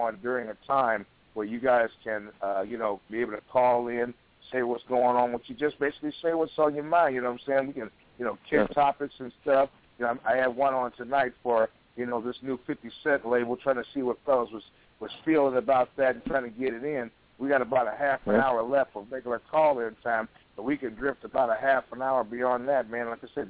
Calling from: Portland, Oregon, United States; when I'm calling, I'm hailing from Portland, Oregon, out here in the City of Roses, you know what I'm saying? Trailblazer country, all you NBA fans out there.

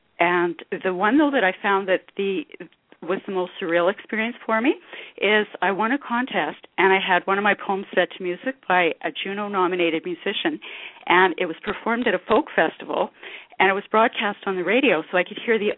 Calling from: Kelowna, British Columbia, Canada; I'm calling from Kelowna, B.C. in Canada

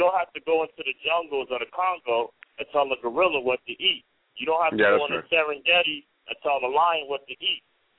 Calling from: New York City, New York, United States; I'm calling from the Bronx.

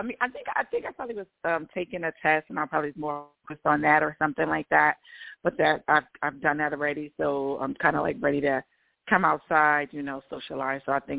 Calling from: Georgia, United States

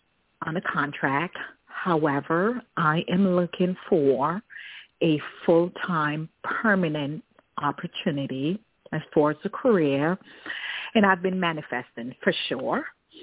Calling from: Washington, District of Columbia, United States; I'm calling from Washington, D.C.

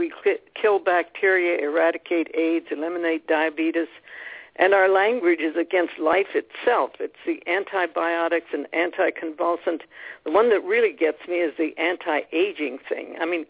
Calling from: Scottsdale, Arizona, United States; I'm calling in from Scottsdale

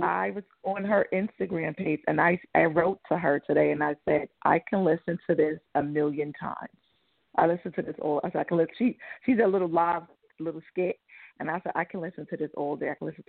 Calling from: New York, United States; New York.

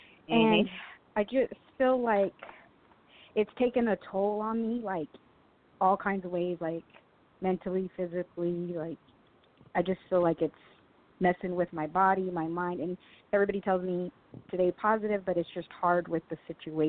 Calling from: Texas, United States; I'm from Texas.

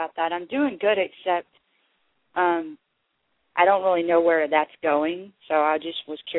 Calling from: Texas, United States; I'm calling from Texas.

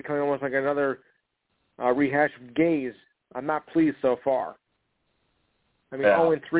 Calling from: Morris County, New Jersey, United States; I'm calling from Morris County, about 15 minutes outside of Newark.

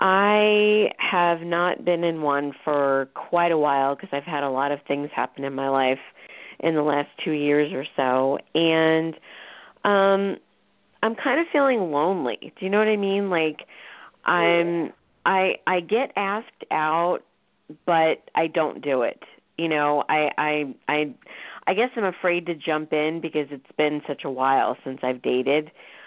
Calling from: Florida, United States; I'm calling from Florida.

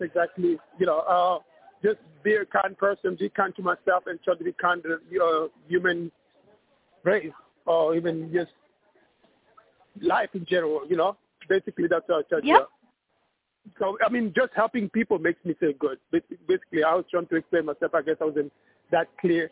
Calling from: New York City, New York, United States; I'm calling from New York

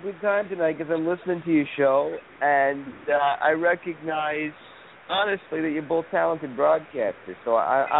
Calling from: Los Angeles, California, United States; I'm calling from L.A., Los Angeles.

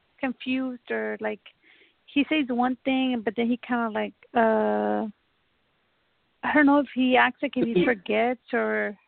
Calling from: Texas, United States; I'm calling from Texas.

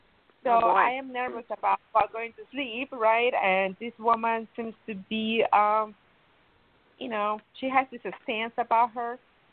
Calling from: Miami, Florida, United States; I'm calling from Miami.

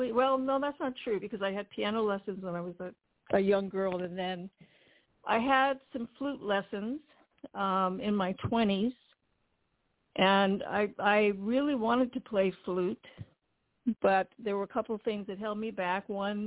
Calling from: Pasadena, California, United States; I'm calling from Pasadena, California.

